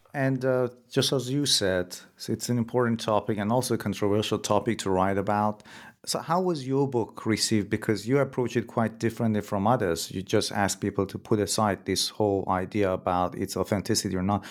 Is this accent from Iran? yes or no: yes; Iran; moved away as an adult; I'm originally from Iran myself, and I remember when I was a kid, there were people who would go to some shrines in different cities in Iran